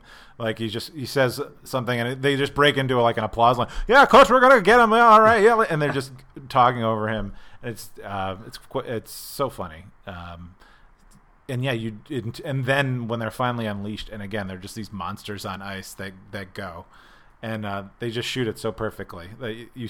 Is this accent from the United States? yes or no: yes; Pennsylvania, United States; I have never been there because I came from the Northeast PA area.